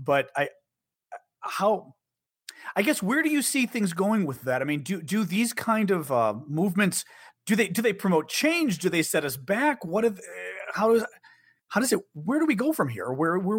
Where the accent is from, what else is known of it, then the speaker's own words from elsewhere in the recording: Chicago, Illinois, United States; now in Washington, D.C., United States; I'm from Chicago originally, but I've lived in D.C. now for 30 years